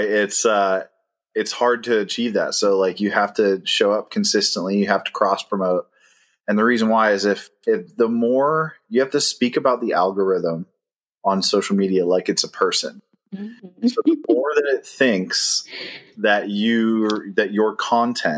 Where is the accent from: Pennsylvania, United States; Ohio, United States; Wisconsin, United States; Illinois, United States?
Ohio, United States; moved away as an adult; now in Charlotte, United States; We're originally from Ohio